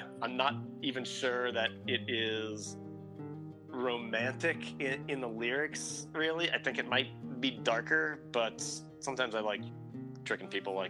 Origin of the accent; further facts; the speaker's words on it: Kentucky, United States; We're all from Kentucky.